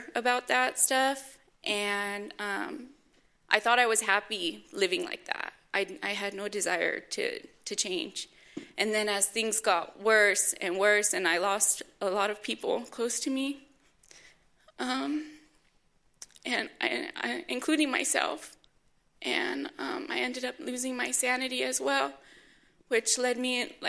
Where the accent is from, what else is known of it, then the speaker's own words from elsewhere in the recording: Oxnard, California, United States; I'm from Oxnard, California. I'm 25 years old, and I grew up in a good home